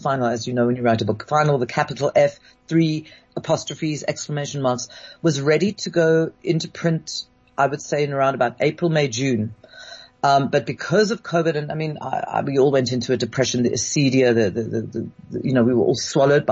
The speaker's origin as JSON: {"language": "English", "region": "London", "country": "United Kingdom", "tie": "born or raised there", "said": "I was born in London and raised in London"}